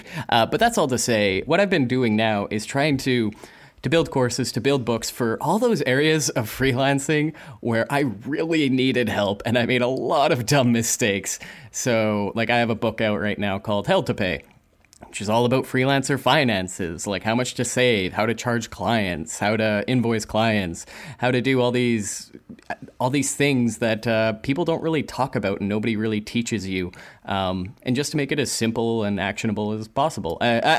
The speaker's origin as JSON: {"language": "English", "town": "Calgary", "region": "Alberta", "country": "Canada", "tie": "born or raised there", "said": "I kind of became like a ringer for any of these big events that would happen in my hometown of Calgary at the time."}